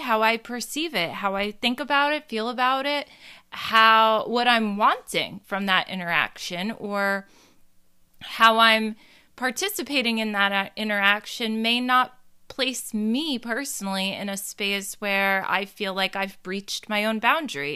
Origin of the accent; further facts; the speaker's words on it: New Jersey, United States; I'm from Jersey